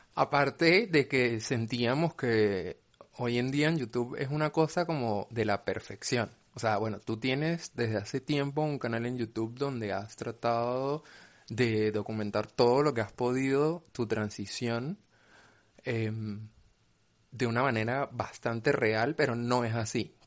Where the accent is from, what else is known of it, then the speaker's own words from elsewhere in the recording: Venezuela; moved away; Yo soy venezolana.